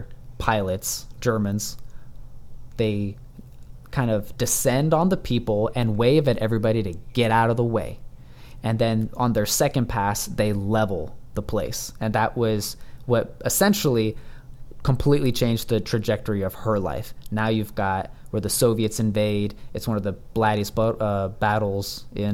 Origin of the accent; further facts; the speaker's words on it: the American South, United States; I'm growing up in America, in the South